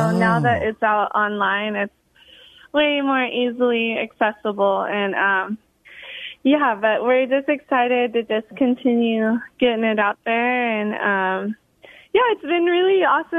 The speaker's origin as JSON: {"language": "English", "region": "Hawaii", "country": "United States", "tie": "born or raised there", "said": "growing up in Hawaii"}